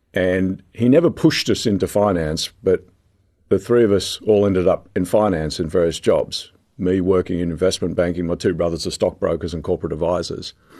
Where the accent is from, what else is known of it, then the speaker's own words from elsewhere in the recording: Sydney, New South Wales, Australia; we had toy trains growing up in Sydney